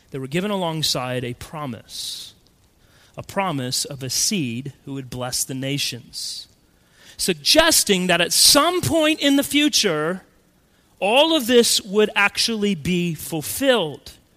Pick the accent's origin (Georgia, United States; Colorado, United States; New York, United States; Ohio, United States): Colorado, United States; When I was a kid growing up in Colorado